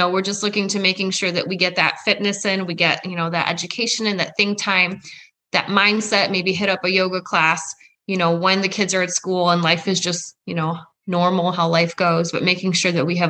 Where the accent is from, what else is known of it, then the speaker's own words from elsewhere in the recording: Poland; moved away; I was born in Poland. I'm an immigrant.